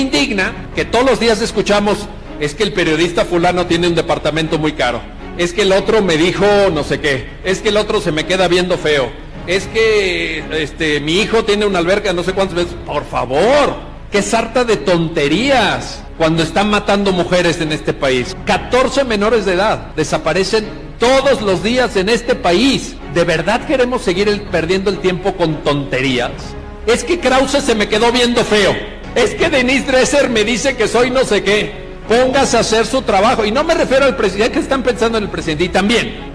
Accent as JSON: {"language": "Spanish", "country": "Mexico", "said": "Yo soy ciudadano mexicano y pago impuestos en este país"}